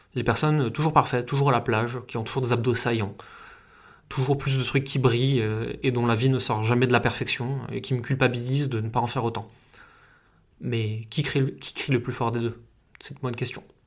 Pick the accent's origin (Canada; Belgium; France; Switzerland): France; Là où j'ai grandi, et pourtant c'est euh, juste une petite ville française